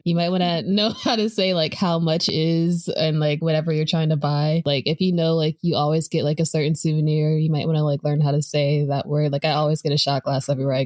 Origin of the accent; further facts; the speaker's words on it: United States; being an American speaking English